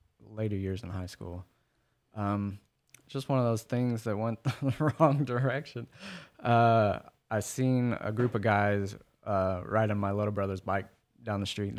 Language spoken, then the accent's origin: English; Oklahoma City, Oklahoma, United States; South OKC.